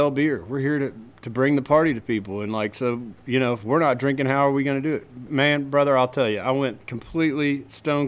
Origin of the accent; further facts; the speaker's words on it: Virginia, United States; my hometown in Virginia